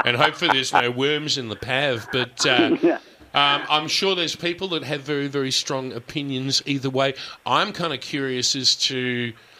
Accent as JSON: {"language": "English", "country": "Australia", "said": "I'm an Aussie"}